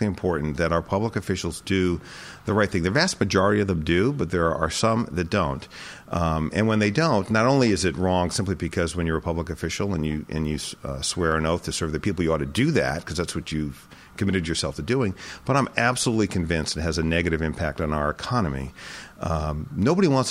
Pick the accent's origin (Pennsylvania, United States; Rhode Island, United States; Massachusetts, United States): Rhode Island, United States; Jamestown; also born or lived in Boston; I'm a native Rhode Islander. I was born and raised in Jamestown.